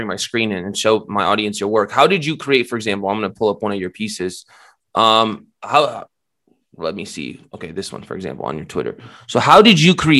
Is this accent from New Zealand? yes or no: no; Romania; now in United States; I was born in Romania. I'm Eastern European too. I immigrated here to the States when I was younger